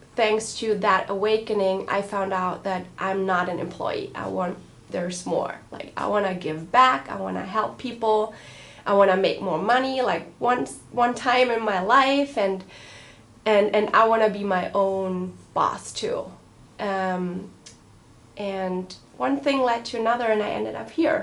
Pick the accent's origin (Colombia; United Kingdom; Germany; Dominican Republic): Germany; moved away; also born or lived in Berlin; I'm from Germany, half Italian